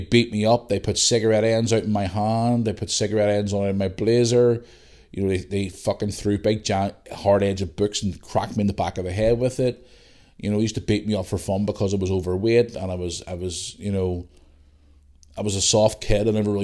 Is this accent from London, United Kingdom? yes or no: no; Belfast, Northern Ireland, United Kingdom; also born or lived in Bangor; But growing up in Bangor, it was completely different. It was a new world for me. I was coming from Belfast where I was used to a different type of, or a certain type of life.